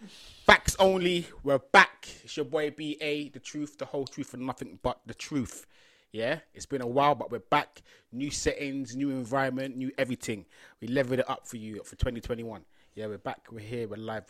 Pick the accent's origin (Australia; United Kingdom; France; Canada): United Kingdom; London; Oh, big up all the South Londoners, yeah? The South real West. South Londoners. South West London, SW4 to SW9 to SW12.